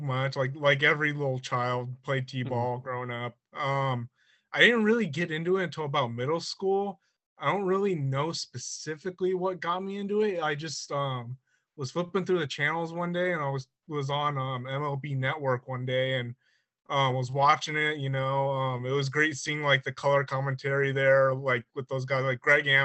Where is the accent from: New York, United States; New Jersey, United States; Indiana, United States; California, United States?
California, United States; San Bernardino; I'm California, Southern California, more specifically. Live in the San Bernardino area